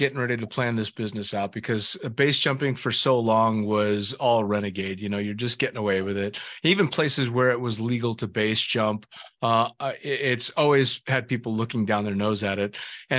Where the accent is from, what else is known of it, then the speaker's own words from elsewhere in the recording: Northern California, United States; being born and raised in Northern California and spending all my time, a few hours drive from Yosemite, and then of course getting into skydiving and working in Davis